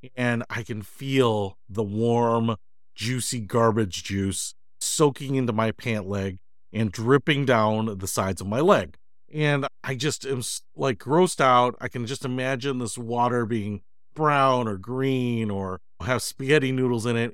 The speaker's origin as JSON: {"language": "English", "town": "Detroit", "region": "Michigan", "country": "United States", "tie": "born or raised there", "also_born_or_lived": "Chicago", "moved": "as an adult", "said": "I grew up in Detroit"}